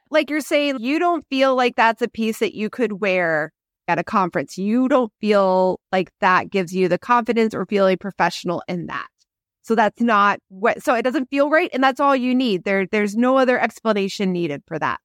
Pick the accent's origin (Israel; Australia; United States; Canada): United States; Kansas City; I grew up in Kansas City